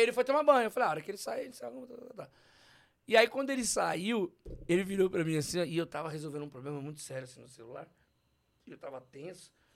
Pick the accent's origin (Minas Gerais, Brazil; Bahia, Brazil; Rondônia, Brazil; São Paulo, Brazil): São Paulo, Brazil; Eu sou da quebrada de São Paulo